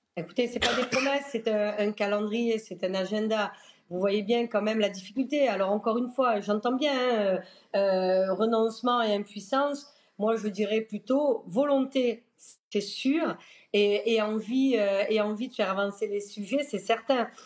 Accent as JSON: {"language": "French", "country": "France", "said": "on est français"}